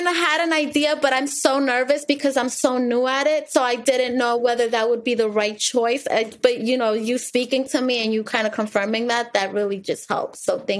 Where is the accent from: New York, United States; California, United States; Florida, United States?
New York, United States; now in Pennsylvania, United States; I'm from New York, but I'm in Pennsylvania.